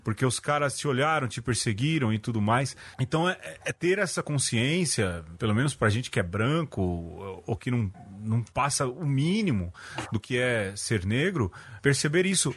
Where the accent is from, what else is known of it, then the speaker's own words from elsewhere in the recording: São Paulo, Brazil; eu nasci no Jardim Brasil